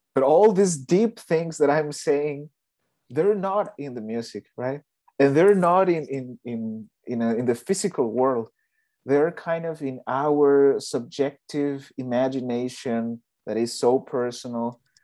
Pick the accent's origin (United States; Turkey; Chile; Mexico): Mexico; moved away; I'm from Mexico